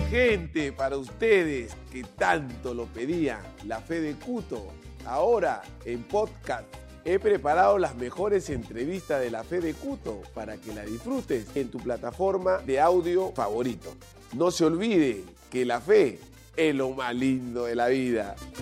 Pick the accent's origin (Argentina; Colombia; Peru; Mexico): Peru; Chincha, Ica; somos paisanos, somos chinchanos